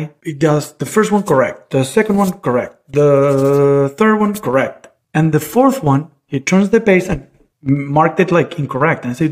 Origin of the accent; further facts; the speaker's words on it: Valencia, Carabobo, Venezuela; moved away as an adult; also born or lived in Caracas, Venezuela; I was born in Caracas, but moved when I was a year old, actually, to Valencia. So I grew up in Valencia